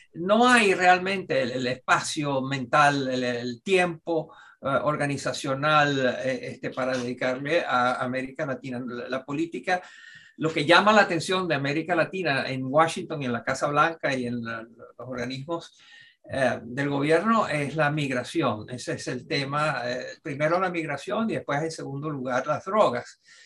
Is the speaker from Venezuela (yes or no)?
yes; Venezuela; moved away; como venezolano